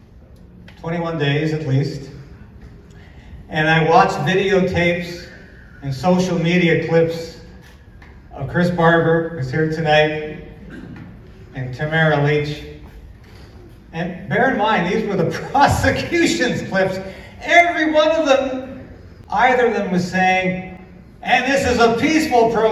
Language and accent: English; Vancouver Island, British Columbia, Canada; now in Ottawa, Canada; I grew up in Vancouver Island. And I still hate the winters here